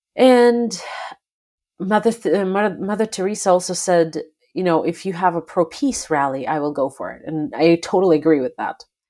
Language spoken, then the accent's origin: English; Belarus; moved away; I am originally from Belarus, and I grew up in a country where, uh, president was elected initially in nineteen ninety-four